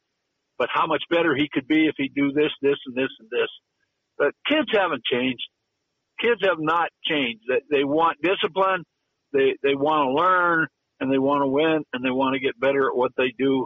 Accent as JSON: {"language": "English", "town": "Butte", "region": "Montana", "country": "United States", "said": "I'm from Butte"}